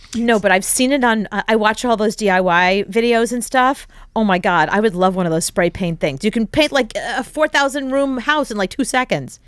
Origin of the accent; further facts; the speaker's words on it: New York City, New York, United States; as a New Yorker